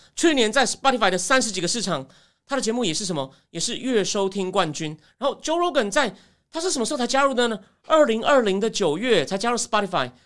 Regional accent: Taichung, Taiwan; now in Taipei, Taiwan; 我是台中长大的

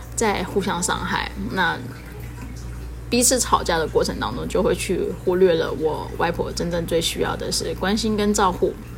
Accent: Taiwan; 跟我一样是从小在台湾长大的孩子

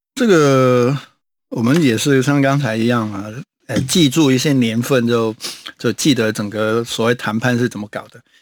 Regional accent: Hong Kong; moved away; also born or lived in Macau; 我们香港人的血液当中其实都很，都有一个天生的恐，恐共的因子

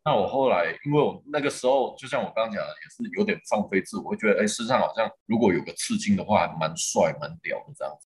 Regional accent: Shengang, Changhua County, Taiwan; now in Taichung, Taiwan; 我是在很，很传统的那种家庭长大，我是彰化人，那我们家是彰化的乡下，叫做深港

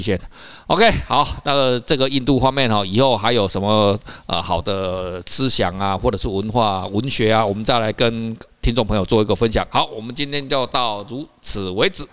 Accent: Taiwan; 我们台湾人比较不知道

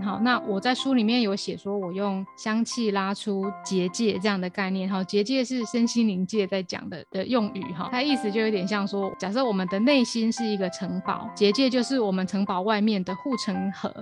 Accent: Taiwan; 我们台湾人，台湾长大的小孩

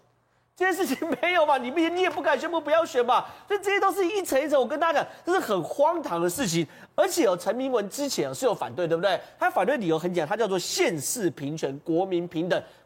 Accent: Tongluo, Miaoli County, Taiwan; 苗栗不是变三等公民，我是苗栗人啊，宝杰哥，

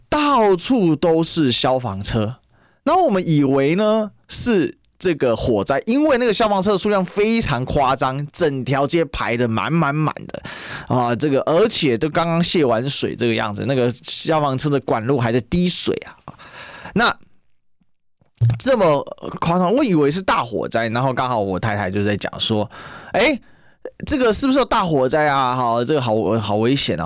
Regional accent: Kaohsiung, Taiwan; 我身为高雄人呢

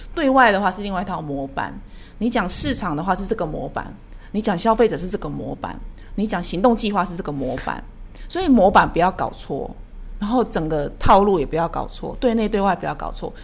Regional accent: Taiwan; 我们台湾人比较觉得家庭价值没有什么可隐晦的

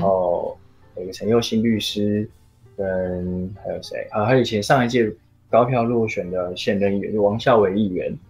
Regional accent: Taipei, Taiwan; 我是十二岁就住在内湖，然后嗯。我就是内湖长大的小孩

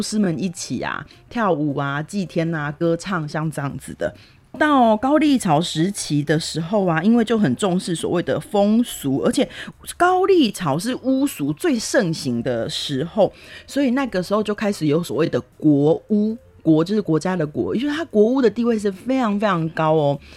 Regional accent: Taiwan; moved away; also born or lived in South Korea; 以我是台湾人的身份

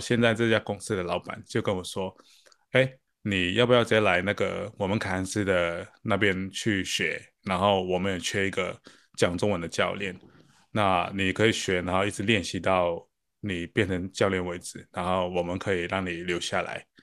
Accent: Hong Kong; moved away as an adult; now in Australia; 那我是从香港来的

